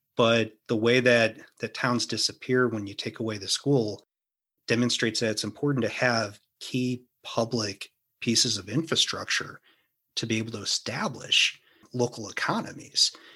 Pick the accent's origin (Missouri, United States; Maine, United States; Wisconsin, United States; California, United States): Missouri, United States; St. Louis; I grew up in Saint Louis.